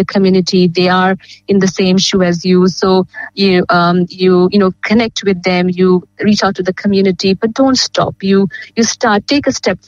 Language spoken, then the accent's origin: English; India; now in Geelong, Australia; I come from India